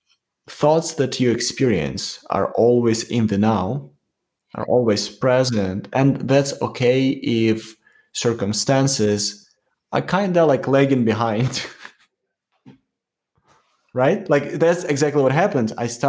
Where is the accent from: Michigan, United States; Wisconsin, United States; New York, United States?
New York, United States; Yeah, like I'm from New York.